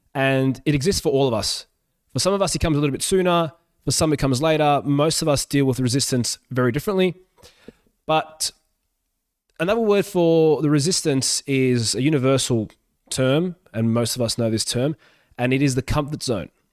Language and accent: English; Australia; English is a second language; also born or lived in Yugoslavia; I moved to Australia when I was four during the civil war in Yugoslavia